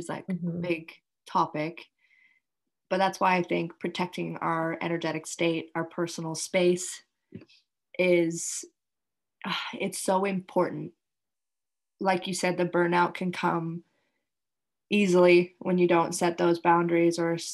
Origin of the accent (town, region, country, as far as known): Canada; now in Indonesia